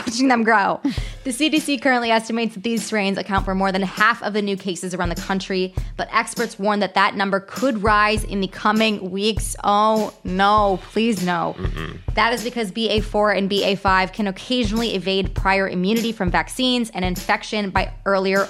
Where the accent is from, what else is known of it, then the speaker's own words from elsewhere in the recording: Illinois, United States; I'm from Illinois.